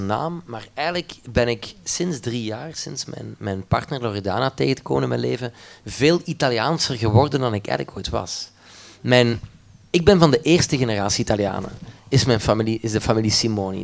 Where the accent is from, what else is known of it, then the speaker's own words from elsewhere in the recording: Limburg, Flanders, Belgium; ben opgevoed met een studio thuis bij ons in Limburg in de kelder